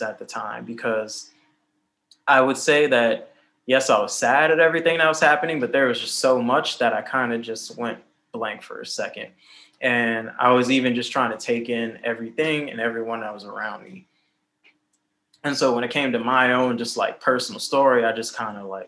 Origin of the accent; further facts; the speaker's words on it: Cleveland, Ohio, United States; moved away as an adult; now in New York City, United States; Cleveland, Ohio in the background, my hometown